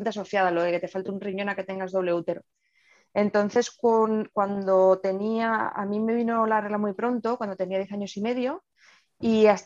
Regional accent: Navarre, Spain; also born or lived in Murcia; yo tengo 39 años, Em, soy de Navarra, pero he dado muchas vueltas eh, por España y demás, y al final el sitio donde más tiempo he pasado, donde he estudiado y me he formado ha sido Murcia.

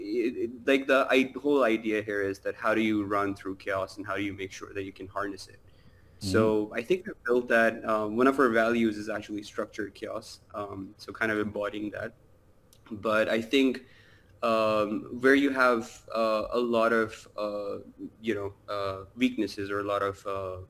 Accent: Karachi, Sindh, Pakistan; moved away as an adult; now in Dubai, United Arab Emirates; I grew up in Pakistan, Karachi

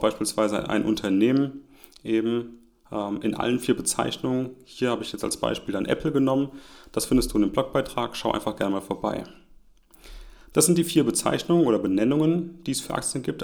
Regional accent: Germany; auch hier als Deutscher

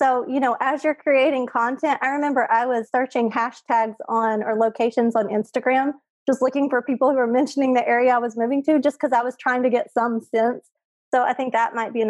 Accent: Oklahoma, United States; now in Louisiana, United States; I was from Oklahoma

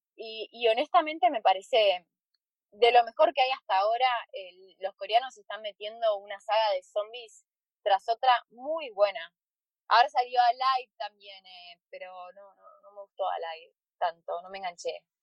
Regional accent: Argentina; acá en Argentina

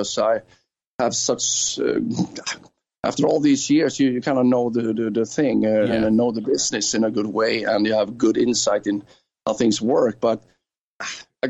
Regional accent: Gothenburg, Västra Götaland, Sweden; I'm from Gothenburg

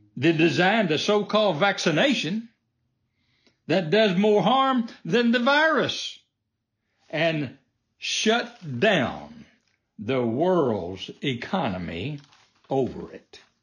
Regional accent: United States; I was born in America, the land of the free.

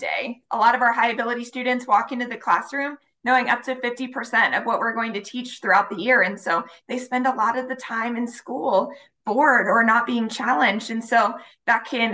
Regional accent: near the Appalachian Mountains, rural Ohio, United States; now in Nebraska, United States; I grew up in Ohio. I went to public schools in a rural area of Ohio, pretty close to the Appalachian Mountains

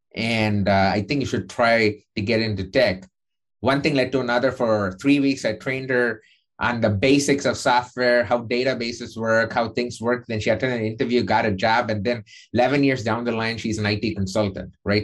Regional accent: India; moved away as an adult; now in United States; when I was growing up in India

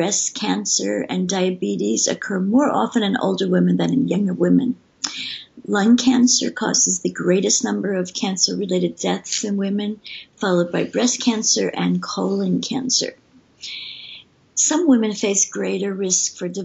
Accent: Vermont, United States; now in Sweden; I'm from Vermont, so okay. I'm used to the snow and cold

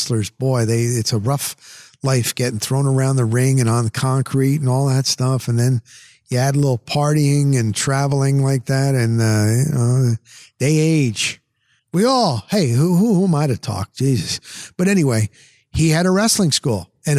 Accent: New Jersey, United States; moved away as an adult; also born or lived in Denver, Colorado; now in Florida, United States; I'm from Jersey.

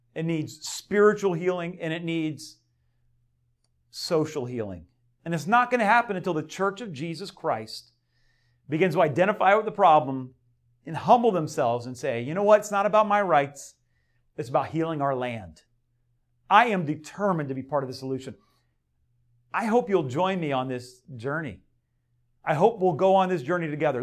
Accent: Delray Beach, Florida, United States; I grew up in, uh, Del Rey

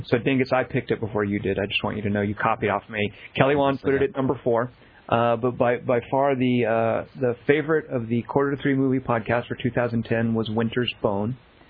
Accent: Australia; Oh, that's right. We're all Australian.

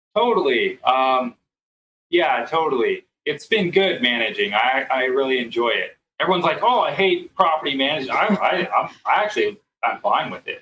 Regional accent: San Francisco, California, United States; now in Colorado Springs, United States; my hometown, San Francisco

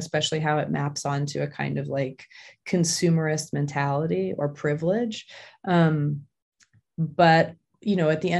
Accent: Hong Kong; also born or lived in Tokyo, Japan; I was born in Tokyo and I grew up in Hong Kong.

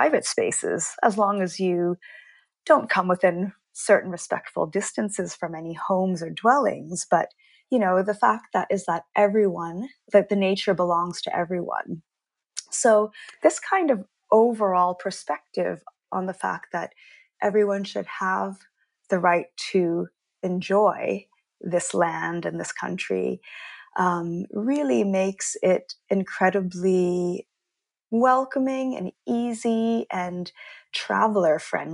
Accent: Canada; moved away as an adult; now in Stockholm, Sweden; I'm originally Canadian, so I was born and I grew up in Canada

